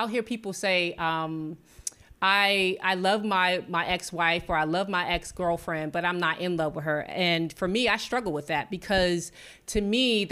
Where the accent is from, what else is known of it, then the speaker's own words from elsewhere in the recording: Washington, District of Columbia, United States; also born or lived in New York; now in US South; when they say where you're from, I would say DC, that's my hometown